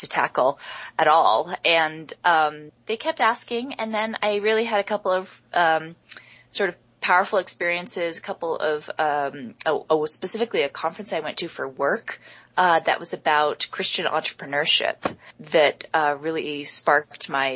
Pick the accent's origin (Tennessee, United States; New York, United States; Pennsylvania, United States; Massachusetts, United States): New York, United States; New York City; moved away as an adult; also born or lived in San Francisco / Boston; now in Salt Lake City, United States; I grew up in Manhattan